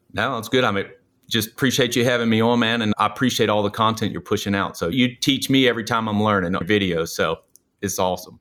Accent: New Orleans, Louisiana, United States; moved away; I'm originally from New Orleans

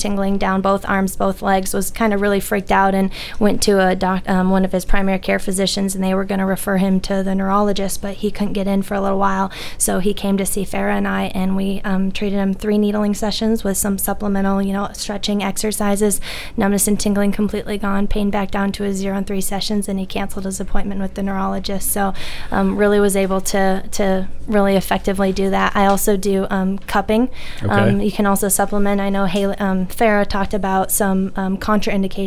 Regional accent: Minnesota, United States; moved away as an adult; also born or lived in Texas / Los Angeles; So I was born and raised in Minnesota, but headed to Texas, Texas Christian University for my undergrad

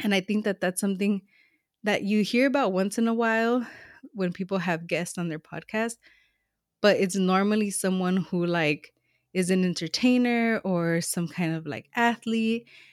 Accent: Los Angeles, California, United States; moved away as an adult; now in Northern California, United States; I'm a SoCal girl, like, I was born and raised in Los Angeles

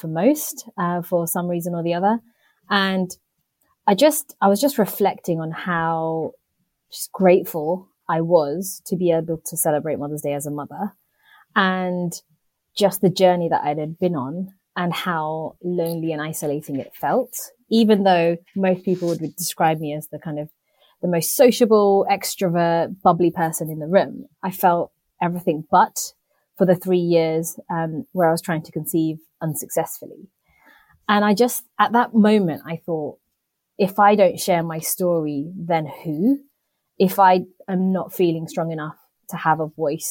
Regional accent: United Kingdom; I'm a British born Indian

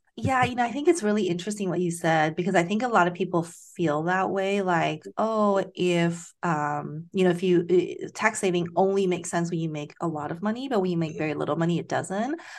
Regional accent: Taiwan; moved away; I grew up in Taiwan

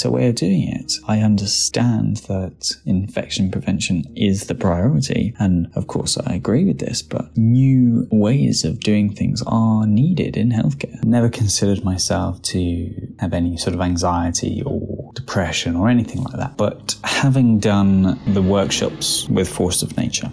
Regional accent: Cornwall, South West England, United Kingdom; moved away as an adult; now in Brighton, United Kingdom; I am from Cornwall in the UK. I'm currently studying in Brighton

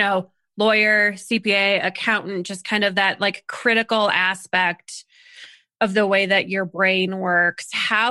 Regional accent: Colorado, United States; we are from Colorado

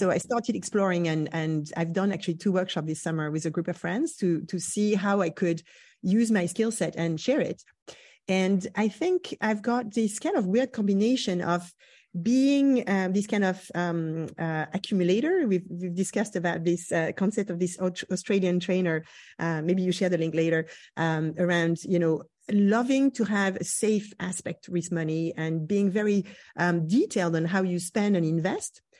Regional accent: Brittany, France; moved away; I grew up in Brittany.

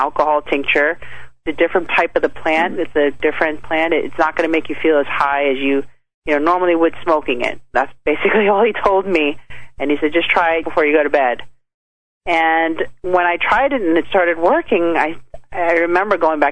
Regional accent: New York City, New York, United States; I grew up in the Bronx in New York City

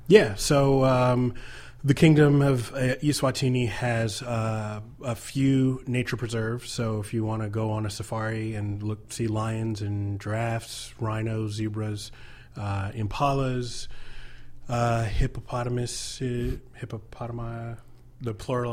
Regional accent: United States

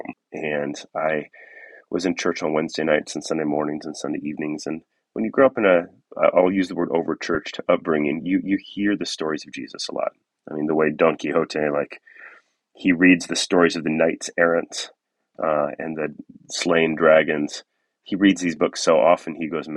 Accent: Southern California, United States; moved away as an adult; also born or lived in Oakland / northwest Washington; now in Washington, United States; I grew up in Southern California, and I found my way up here in northwest Washington

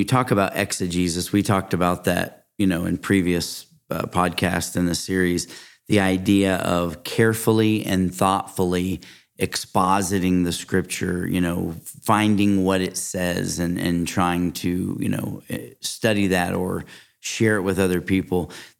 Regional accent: Texas, United States; We love Texas. I'm from Texas.

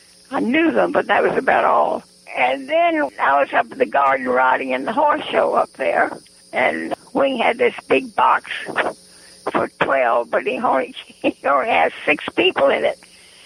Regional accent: Charlottesville, Virginia, United States; But we just went on in Charlottesville.

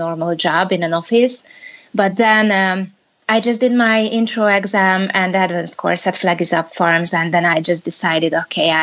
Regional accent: Hungary; I'm from Hungary

